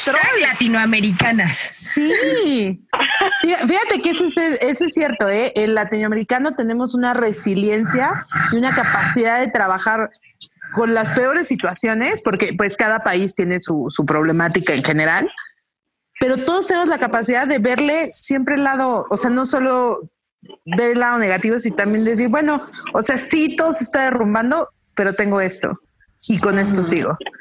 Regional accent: Mexico; las mexicanas

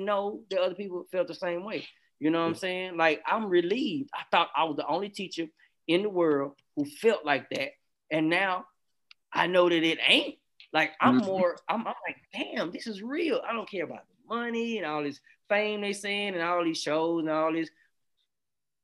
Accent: the South, United States; I'm from the South

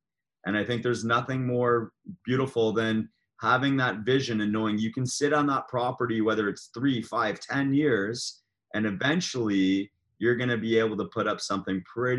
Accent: Oakville, Ontario, Canada; where I grew up in Southeast Oakville

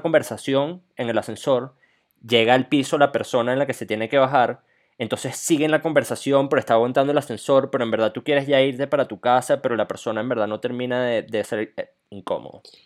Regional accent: Venezuela; moved away; nosotros somos venezolanos

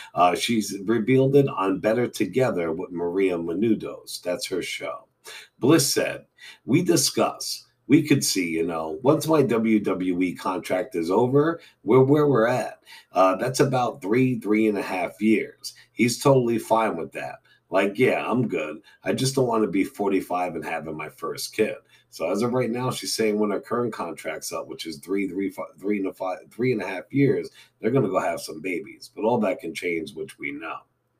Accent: Scotland, United Kingdom; I'm from Scotland.

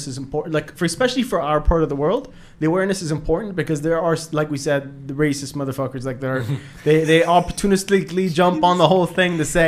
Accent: Bahrain; I'm from Bahrain. I'm from the Middle East

